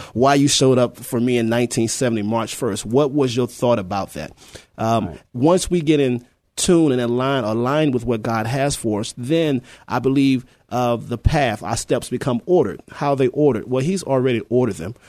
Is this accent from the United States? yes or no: yes; Petersburg, Virginia, United States; moved away as an adult; now in San Antonio, United States; I'm originally from Petersburg, Virginia. Um, moved here in 1994, in the military, of course, Army